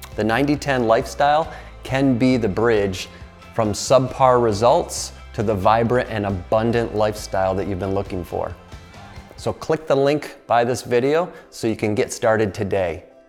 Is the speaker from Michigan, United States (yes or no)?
no; Finger Lakes, upstate New York, United States; where I grew up in the Finger Lakes in upstate New York